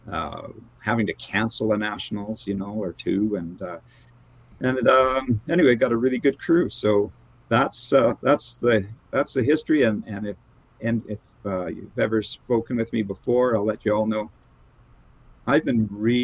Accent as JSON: {"language": "English", "region": "Alberta", "country": "Canada", "said": "I'm from Alberta"}